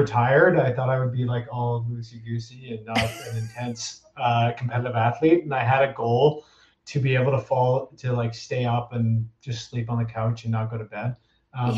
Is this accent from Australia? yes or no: no; Whistler, British Columbia, Canada; as a kid, we grew up mainly on Blackcomb. And so as a Whistler kid, quote unquote, it was Blackcomb.